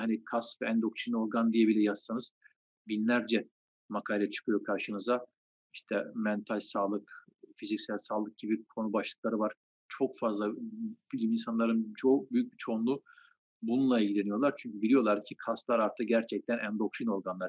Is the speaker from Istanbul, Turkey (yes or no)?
no; Trabzon, Turkey; Trabzon doğumluyum. Trabzon'da doğdum, büyüdüm.